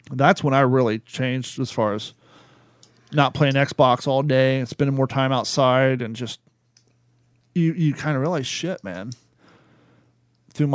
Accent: Ohio, United States; moved away as an adult; also born or lived in California; before I left Ohio to go to California. We went to high school together

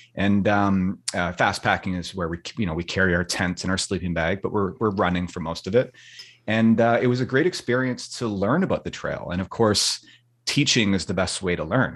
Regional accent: Vancouver, British Columbia, Canada; I'm born and raised in Vancouver, Canada, over here on the West Coast, British Columbia. Um, I've lived here my entire life

